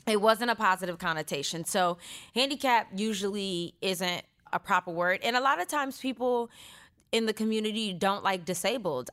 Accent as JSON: {"language": "English", "town": "Stockton", "region": "California", "country": "United States", "tie": "born or raised there", "moved": "as an adult", "said": "I was born and raised in Stockton, California, two oh nine"}